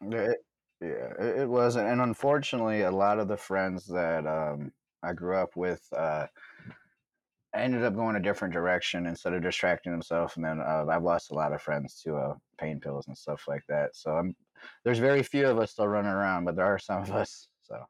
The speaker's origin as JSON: {"language": "English", "town": "Mishawaka", "region": "Indiana", "country": "United States", "tie": "born or raised there", "also_born_or_lived": "South Bend, Indiana", "said": "I lived right outside of South Bend. I was born in Mishawaka, just a couple minutes outside of South Bend"}